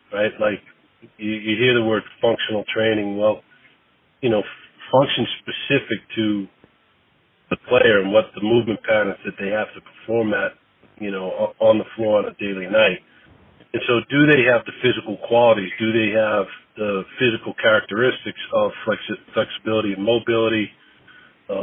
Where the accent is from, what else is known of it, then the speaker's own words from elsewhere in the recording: Boston, Massachusetts, United States; moved away as an adult; also born or lived in South Carolina / Austin, Texas; now in Philadelphia, United States; growing up in Boston